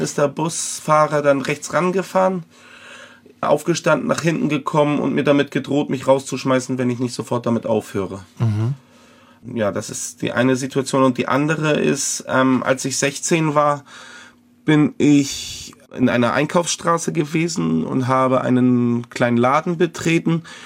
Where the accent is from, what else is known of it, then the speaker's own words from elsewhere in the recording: Hamburg, Germany; ich als Jugendlicher in dem Jugendbereich einer Kirchengemeinde in Hamburg